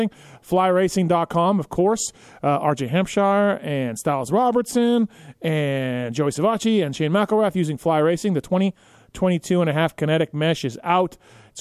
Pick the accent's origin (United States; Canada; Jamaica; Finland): Canada; I grew up in Canada.